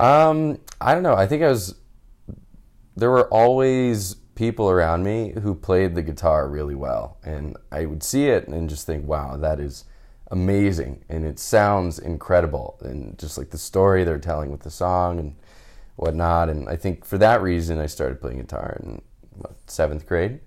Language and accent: English; Houston, Texas, United States; moved away as an adult; also born or lived in California; now in San Francisco, United States; I'm originally from Houston and moved out to California for school